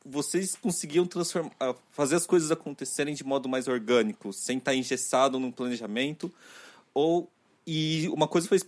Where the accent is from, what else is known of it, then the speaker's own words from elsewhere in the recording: Mogi das Cruzes, São Paulo, Brazil; Eu vim de Mogi das Cruzes.